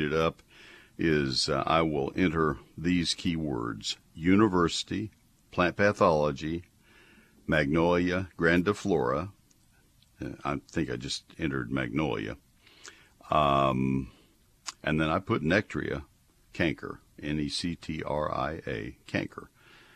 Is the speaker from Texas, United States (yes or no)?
yes; Bryan, Texas, United States; I grew up in Bryan College Station